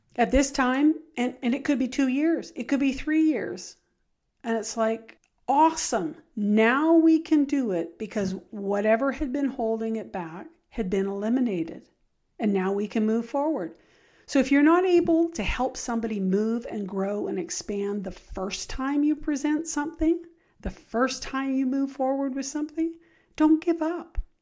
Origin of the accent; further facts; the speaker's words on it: Richmond, British Columbia, Canada; I grew up in Richmond, uh, British Columbia. So, I was a city gal